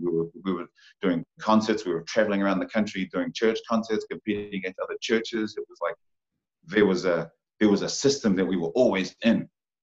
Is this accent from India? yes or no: no; Porirua, Wellington, New Zealand; Born and raised in Porirua, Rānui Heights.